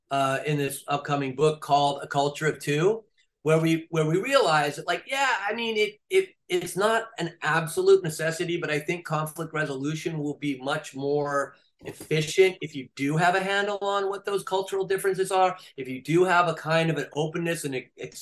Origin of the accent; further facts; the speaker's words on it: California, United States; I'm from California.